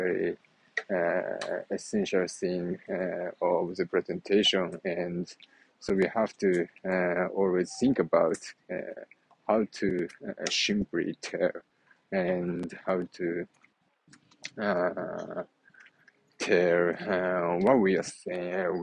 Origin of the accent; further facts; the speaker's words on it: Japan; accent: Japanese; first language Japanese; English is a second language; even in my native language, Japanese